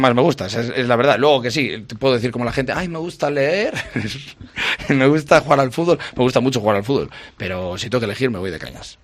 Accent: a village in Valladolid, Castile and León, Spain; moved away; soy de un pueblo de Valladolid

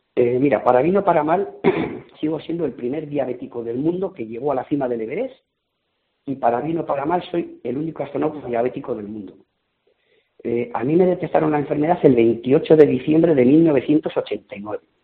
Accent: Basque Country, Spain; en el País Vasco la montaña es una religión. Y a mis padres pues les gustaba la montaña me llevaron al Gorbea

